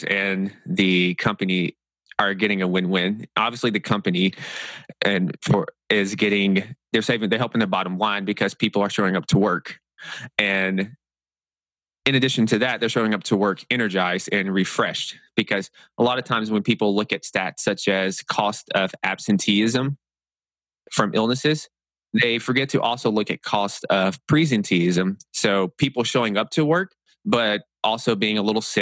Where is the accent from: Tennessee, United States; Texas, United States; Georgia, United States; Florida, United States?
Tennessee, United States; also born or lived in New York; I'm from Tennessee